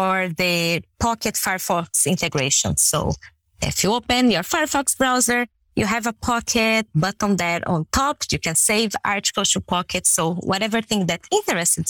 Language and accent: English; Brazil; first language Portuguese; English is a second language; moved away as an adult; now in Canada; I was born and raised in Brazil and I lived there for around 28 years